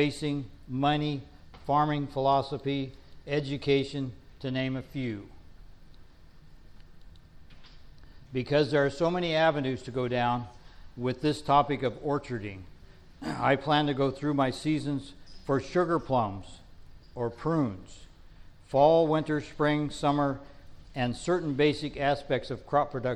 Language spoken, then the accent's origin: English; Northern California, United States; I grew up in Northern California. We call them almonds.